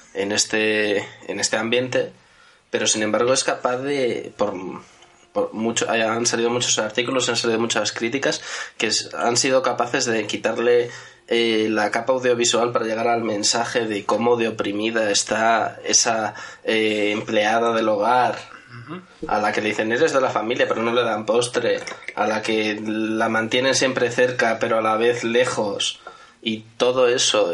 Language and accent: Spanish; Madrid, Community of Madrid, Spain; los tres integrantes de la mesa que nacimos en Madrid